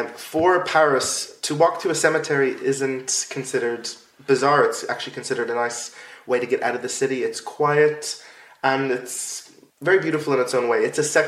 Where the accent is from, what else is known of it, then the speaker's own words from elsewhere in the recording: Ireland; Yeah, I know. Especially as an Irish person.